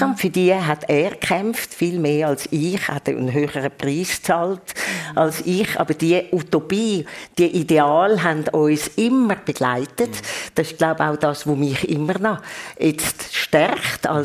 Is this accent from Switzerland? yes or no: yes; Switzerland; Also ich als Schweizerin